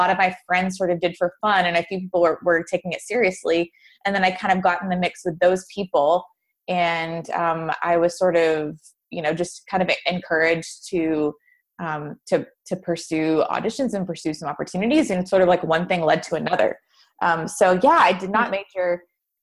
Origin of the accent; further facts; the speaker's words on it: Nashville, Tennessee, United States; I grew up in Nashville